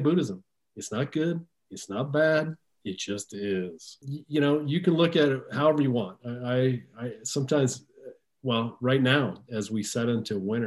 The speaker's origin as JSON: {"language": "English", "area": "near Seattle", "region": "Washington", "country": "United States", "tie": "born or raised there", "said": "I grew up near the Seattle area"}